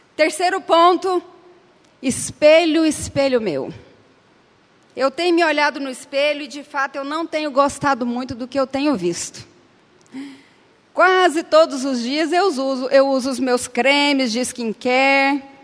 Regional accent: Anápolis, Goiás, Brazil; eu nasci em Anápolis

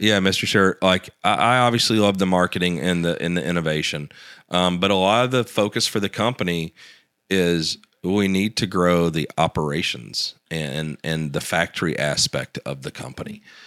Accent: the South, United States; me growing up in the South

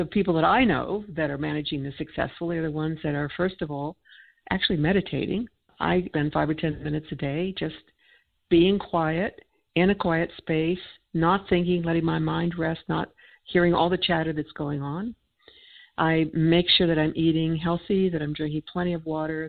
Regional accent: United States; I'm an American

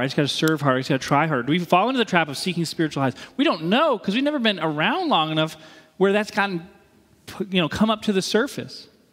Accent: East Coast, United States; moved away; I'm from the East Coast. I'm proud of being from the East Coast.

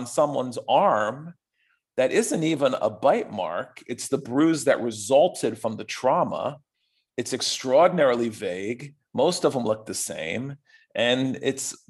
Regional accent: United States; part of being an American

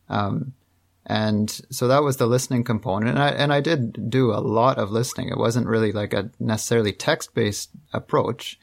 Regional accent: just outside of Toronto, Ontario, Canada; also born or lived in Montreal; I'm from Canada. I'm from uh, just outside of Toronto

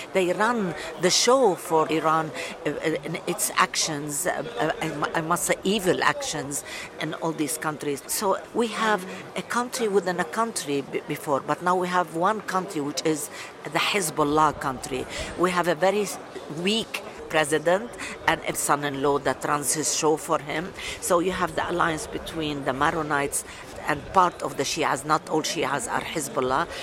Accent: Lebanon; now in United Kingdom; I'm Lebanese British. I've been living in the UK for 42 years.

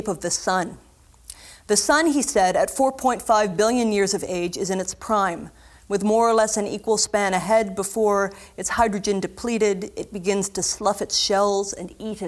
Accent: Southern Ontario, Canada; moved away as an adult; also born or lived in St. John's, Newfoundland; I was born and raised in Southern Ontario, and then I went and I lived for 4 years in St. John's, Newfoundland

